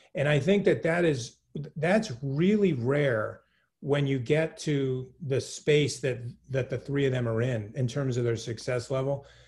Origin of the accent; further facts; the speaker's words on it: New England, United States; I'm born and raised in New England. I'm a New Englander, like to the core.